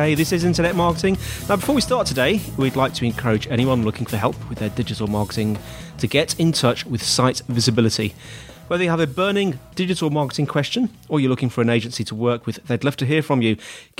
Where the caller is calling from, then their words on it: Dover, South East England, United Kingdom; I'm recording from Dover today, Dover in the UK, down in the bottom corner of the UK, and it's sunny and warm.